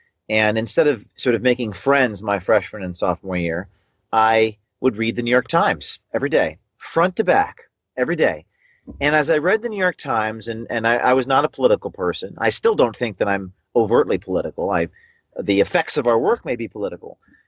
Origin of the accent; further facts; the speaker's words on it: Ireland; trying to ban Lucky Charms because they're racist to Irish people, myself being an Irishman.